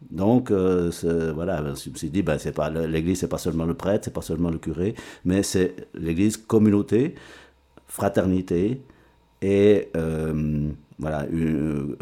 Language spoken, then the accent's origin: French; Rue, Fribourg, Switzerland; Oui, je suis un enfant de rue.